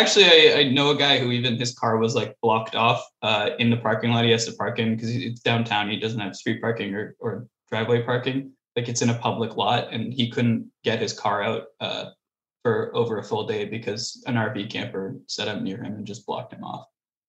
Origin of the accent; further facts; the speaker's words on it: Ottawa, Ontario, Canada; I've been in Ottawa visiting. It's my hometown.